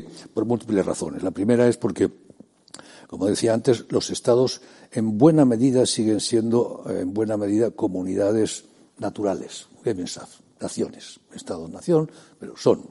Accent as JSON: {"language": "Spanish", "country": "Spain", "said": "Como soy español, los límites de mi comunidad son España"}